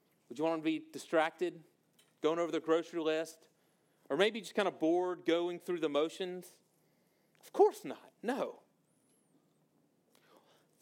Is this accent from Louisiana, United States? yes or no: yes; Monroe, Louisiana, United States; moved away; I'm from North Louisiana, a town called Monroe, Louisiana